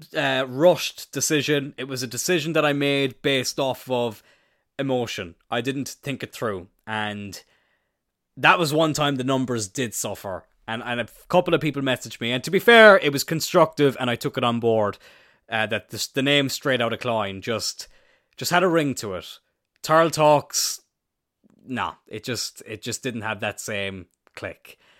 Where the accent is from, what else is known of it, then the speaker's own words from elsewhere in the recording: Ireland; I'm Irish